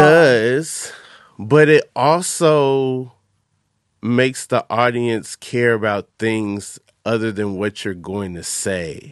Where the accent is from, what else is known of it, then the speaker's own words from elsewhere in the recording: Atlanta, Georgia, United States; I'm from Atlanta